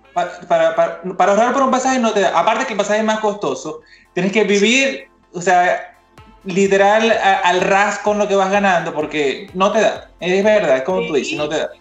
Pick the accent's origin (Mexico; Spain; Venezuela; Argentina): Venezuela; eastern Venezuela; yo soy de Oriente